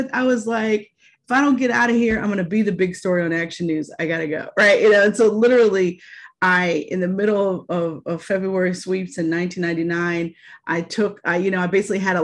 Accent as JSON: {"language": "English", "town": "Pittsburgh", "region": "Pennsylvania", "country": "United States", "tie": "born or raised there", "also_born_or_lived": "Philadelphia, Pennsylvania / Virginia", "moved": "as an adult", "said": "I got my first job in Market 20 Television in Pittsburgh, in my hometown, as an associate producer."}